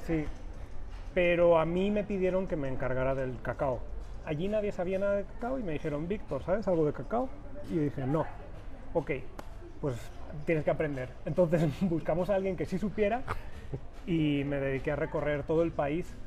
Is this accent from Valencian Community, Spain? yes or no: yes; Valencia, Valencian Community, Spain; moved away as an adult; now in Guadalajara, Mexico; yo soy español, vengo de Valencia, de cerquita del Mediterráneo, y llevo ya, voy para cuatro años en México